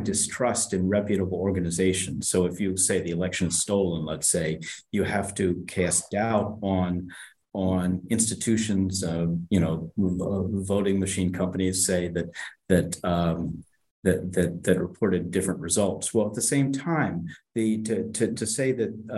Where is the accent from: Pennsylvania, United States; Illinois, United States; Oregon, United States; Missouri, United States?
Pennsylvania, United States; Philadelphia; I was born in Philadelphia, and I went to school at Amherst College